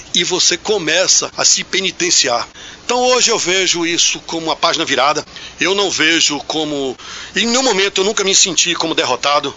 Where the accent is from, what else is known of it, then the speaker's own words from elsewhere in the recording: Bicuí, Bahia, Brazil; now in Jaguaquara, Brazil; eu nasci em Bicuí